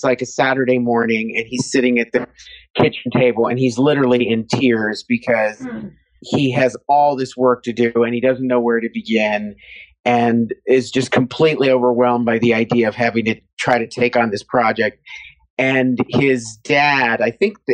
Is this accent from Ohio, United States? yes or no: yes; Cincinnati, Ohio, United States; moved away; I grew up in Cincinnati, Ohio